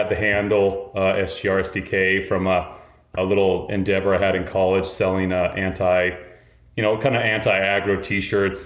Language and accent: English; Salt Lake City, Utah, United States; moved away as an adult; also born or lived in Moab, Utah; now in New York, United States; I grew up in Salt Lake City